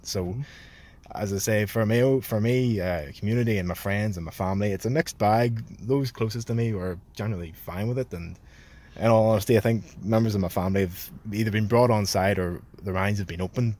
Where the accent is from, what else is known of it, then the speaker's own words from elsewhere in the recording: Belfast, Northern Ireland, United Kingdom; I was born in Belfast, but raised sort of East Belfast in the Craigie areas